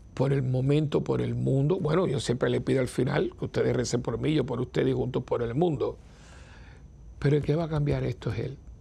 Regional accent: Cuba; moved away; la tierra donde yo nací

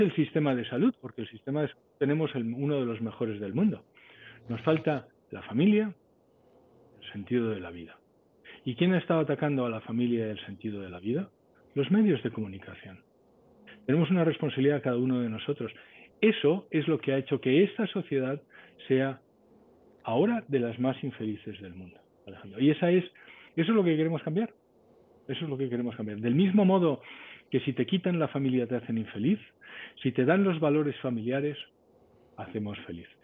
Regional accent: Spain; moved away as an adult; yo soy español y toda mi familia es española

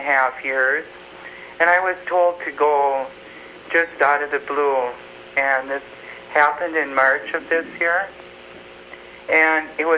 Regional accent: Holdingford, Minnesota, United States; I'm from Holdingford, Minnesota

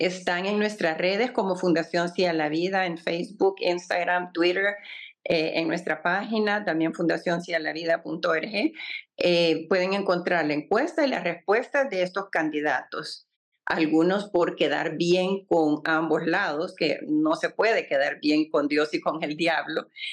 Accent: El Salvador; la inmensa mayoría de los salvadoreños somos pro vida

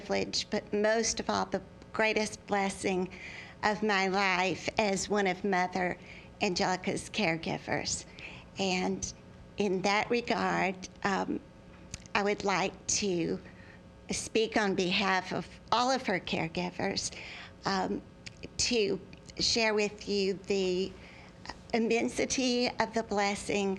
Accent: Birmingham, Alabama, United States; from Birmingham, Alabama

